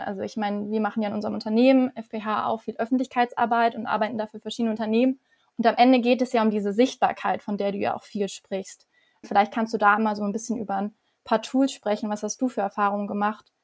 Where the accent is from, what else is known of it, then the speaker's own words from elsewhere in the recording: Weingarten, Baden-Württemberg, Germany; Ich komme aus Weingarten